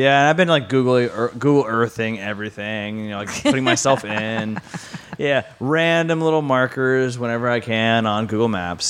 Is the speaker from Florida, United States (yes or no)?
yes; Orlando, Florida, United States; No, I've been all over the place. But yeah, I basically grew up in Florida, Orlando, Florida.